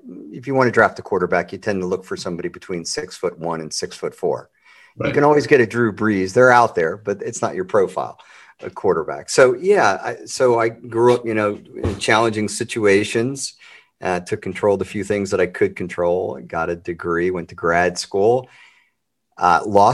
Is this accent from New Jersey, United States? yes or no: no; Baltimore, Maryland, United States; Grew up in Baltimore